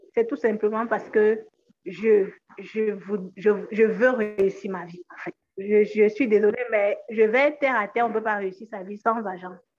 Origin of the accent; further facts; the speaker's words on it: Cameroon; je viens d'une région de, du Cameroun où il y a quand même du respect